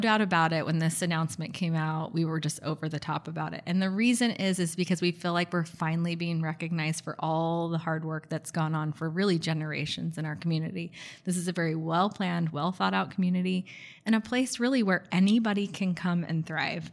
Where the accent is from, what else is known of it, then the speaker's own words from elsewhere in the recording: Bay Area, California, United States; now in Gilbert, United States; I grew up in the Bay Area, so I grew up in really what was known as a, a thriving metropolitan area.